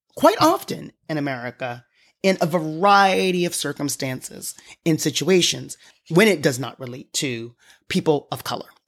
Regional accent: New York, United States; being a New Yorker and having a New York plate

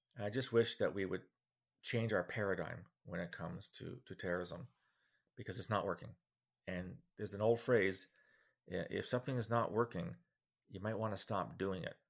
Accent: Ottawa, Ontario, Canada; I am from Ottawa

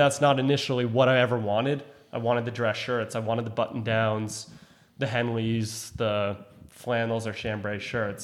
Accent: Cohasset, Massachusetts, United States; I grew up in Cohasset, Massachusetts

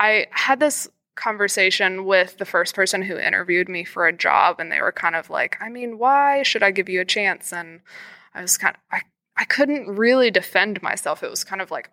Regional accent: Nashville, Tennessee, United States; also born or lived in Cincinnati; I'm from Nashville. I'm lucky to work in Nashville too, but I wanted to end up at home

